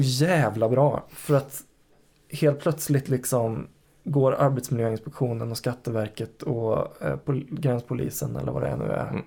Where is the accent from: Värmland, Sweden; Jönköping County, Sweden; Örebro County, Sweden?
Värmland, Sweden; Karlstad; moved away; När du och jag växte upp i Karlstad